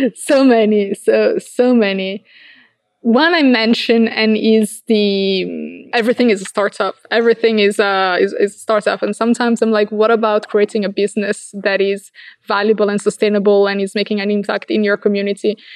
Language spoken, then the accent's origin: English; Verona, Veneto, Italy; also born or lived in Dolomites; I come from Verona, which is like an hour and a half